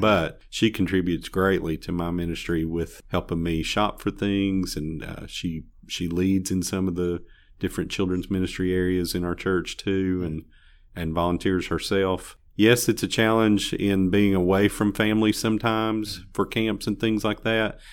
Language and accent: English; Bristol, Tennessee, United States; moved away as an adult; also born or lived in Chicago; now in Greenville, United States; Well, I'm originally from Tennessee, from up around Bristol, and, uh, graduated, uh, high school up there in eighty-six